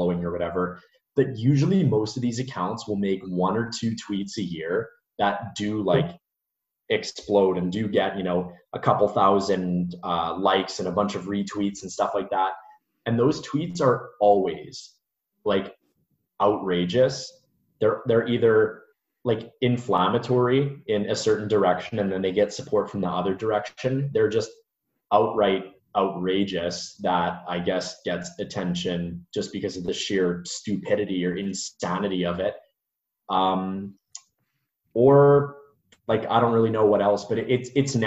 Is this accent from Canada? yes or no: yes; Canada; I'm Canadian too